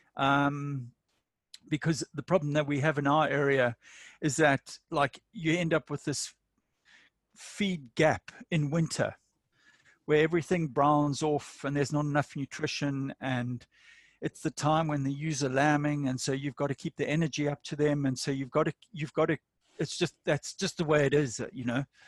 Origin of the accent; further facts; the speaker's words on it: Durban, KwaZulu-Natal, South Africa; moved away as an adult; also born or lived in Botswana; now in New England region, New South Wales, Australia; I'm South African from Durban